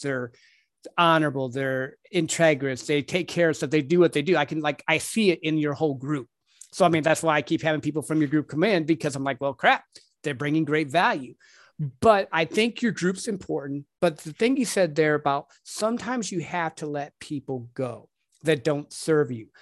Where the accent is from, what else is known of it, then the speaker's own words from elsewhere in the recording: Michigan, United States; moved away; I'm from up north. I'm from Michigan